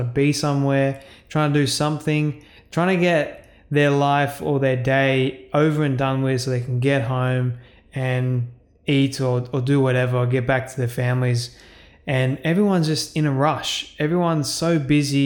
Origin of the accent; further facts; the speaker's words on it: Australia; Being an Australian myself, I am incredibly thankful and grateful that I get to live in this amazing country